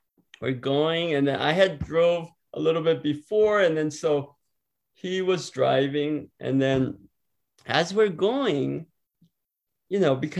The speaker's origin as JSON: {"language": "English", "town": "San Diego", "region": "California", "country": "United States", "tie": "born or raised there", "said": "I grew up in San Diego, California"}